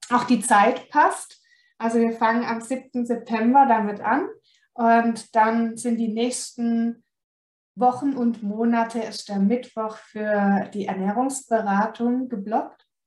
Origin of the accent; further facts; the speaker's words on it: Baden-Württemberg, Germany; Und ihr hört es vielleicht, ich komme aus dem Süden Deutschlands, also aus Baden-Württemberg.